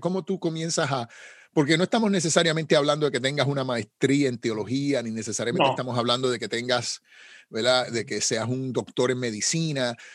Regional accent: Puerto Rico; Como decimos en Puerto Rico, saben cómo se bate el cobre, ¿no? Eso es una expresión puertorriqueña

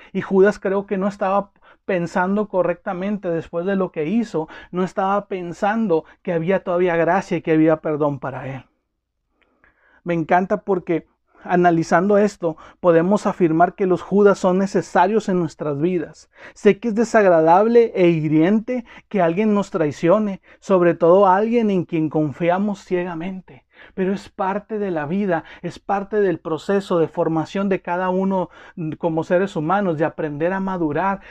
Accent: Mexico; como mexicanos

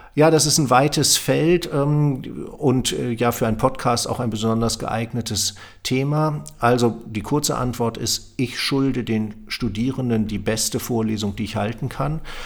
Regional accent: Lower Saxony, Germany; moved away; also born or lived in Münster; dann bin ich nach Göttingen gegangen, weil man das als Niedersachse so macht

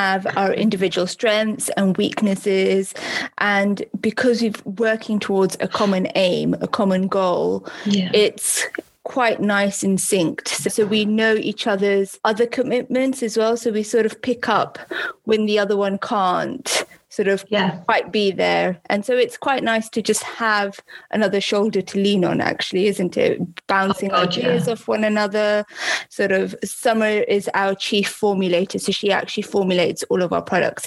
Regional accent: United Kingdom; we are obviously British

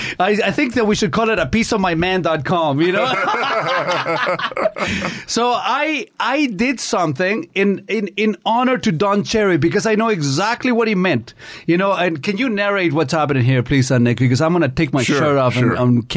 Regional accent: Canada; I'm a treasure. I'm a Canadian treasure.

